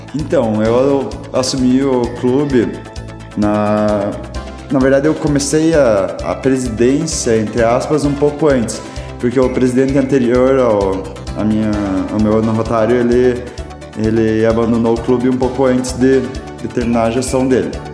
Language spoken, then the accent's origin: Portuguese; Castro, Paraná, Brazil; also born or lived in Ponta Grossa; o primeiro Rota Kids de Castro. Eu fui o presidente da primeira gestão